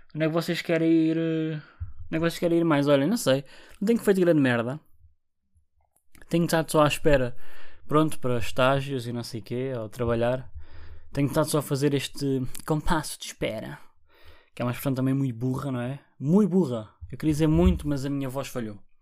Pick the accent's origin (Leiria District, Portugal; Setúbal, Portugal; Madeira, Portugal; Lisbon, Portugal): Setúbal, Portugal; Barreiro; eu sou do Barreiro